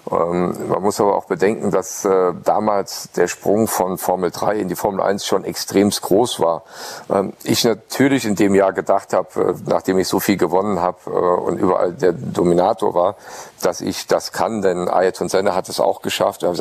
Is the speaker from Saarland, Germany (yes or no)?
yes; Saarland, Germany; ich als Saarländer äh, mit meinem Dialekt äh, war nicht so äh, redegewandt